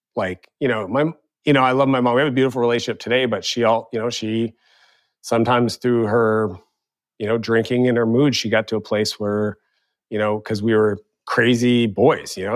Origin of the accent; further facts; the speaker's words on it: Eastern Canada, Canada; moved away; also born or lived in San Francisco; growing up in Eastern Canada